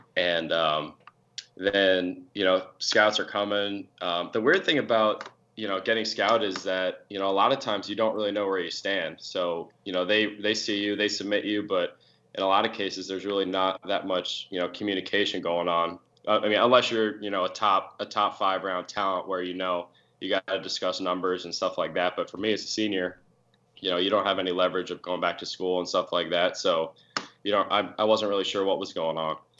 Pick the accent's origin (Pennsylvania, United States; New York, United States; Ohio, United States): Pennsylvania, United States; Pottsville; also born or lived in Philadelphia; I'm proud to say I'm from Pottsville